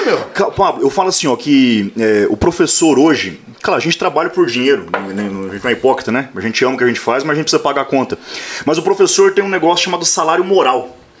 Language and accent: Portuguese; Maringá, Paraná, Brazil; now in Mandaguaçu, Brazil; eu nasci em Maringá. Uhum. É, hoje eu resido em Mandaguaçu, que dá 16, 18 quilômetros